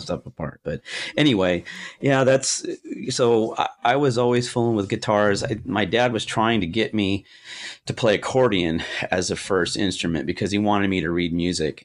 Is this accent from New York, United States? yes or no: no; Orange County, California, United States; I was born in Orange County at Orange General Hospital